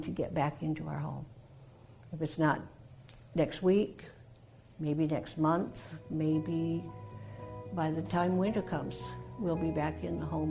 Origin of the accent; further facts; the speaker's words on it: Massachusetts, United States; now in Jacksonville, United States; I grew up in Massachusetts, a small town on the south coast, and the military brought me here